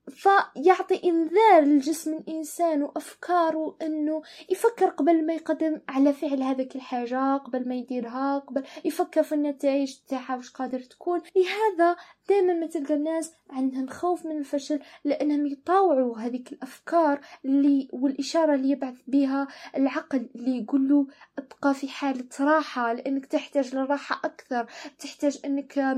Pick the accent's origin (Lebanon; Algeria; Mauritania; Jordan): Algeria; لأنه دائما إحنا كأشخاص وبالتحديد كجزائريين